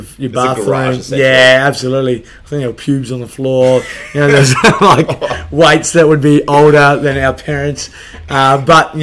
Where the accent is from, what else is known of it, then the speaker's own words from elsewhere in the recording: Adelaide, South Australia, Australia; I grew up in Salisbury